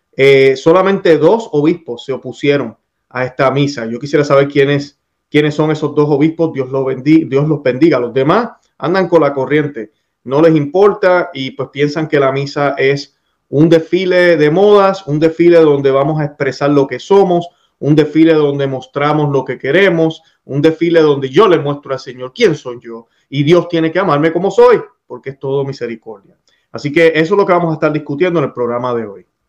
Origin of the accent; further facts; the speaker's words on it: Puerto Rico; haber sido criado en mi país, Puerto Rico